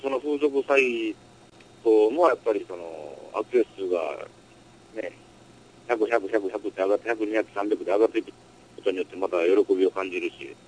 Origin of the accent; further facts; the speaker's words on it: Osaka, Japan; 僕はの出身大阪やから